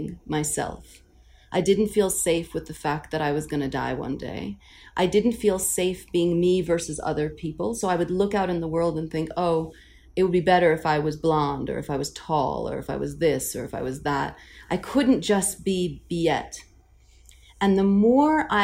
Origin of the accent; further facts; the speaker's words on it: New York City, New York, United States; I'm from Queens